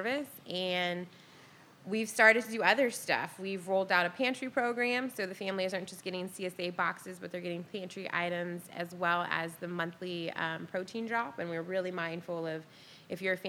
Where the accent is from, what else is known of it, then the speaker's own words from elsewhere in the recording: Portland, Oregon, United States; also born or lived in New Orleans; I am from Portland, Oregon. I'm born and raised.